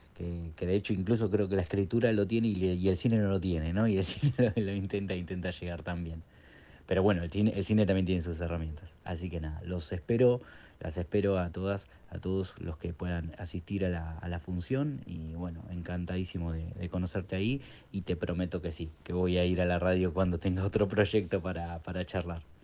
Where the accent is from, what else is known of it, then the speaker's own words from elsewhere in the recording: Quilmes, Buenos Aires Province, Argentina; en Quilmes como un preestreno, que es de donde yo soy